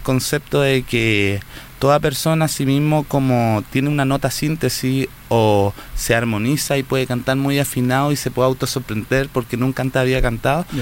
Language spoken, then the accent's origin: Spanish; Santiago, Santiago Metropolitan Region, Chile; now in Viña del Mar, Chile; nací acá en Santiago, nací en Santiago Centro, muy urbano